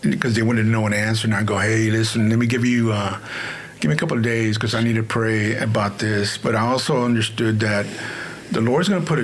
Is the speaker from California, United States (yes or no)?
no; Houston, Texas, United States; I grew up in the East End, right here